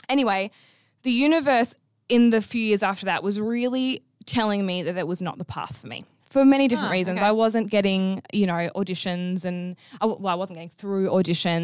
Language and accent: English; Perth, Western Australia, Australia; I'm from Perth, Western Australia